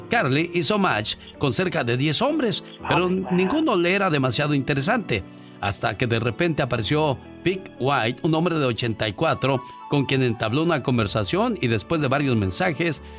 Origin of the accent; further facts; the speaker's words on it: Monterrey, Nuevo León, Mexico; moved away; salí de Monterrey, pero Monterrey nunca salió de mí.